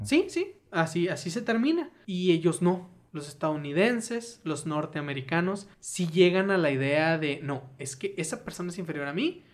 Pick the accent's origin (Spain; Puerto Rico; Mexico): Mexico; Sinaloa; yo soy de Sinaloa